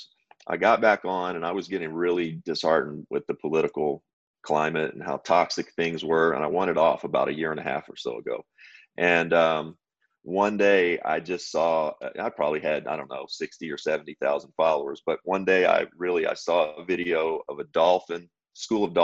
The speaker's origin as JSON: {"language": "English", "region": "Kentucky", "country": "United States", "tie": "born or raised there", "said": "a rural kid, you know, from Kentucky"}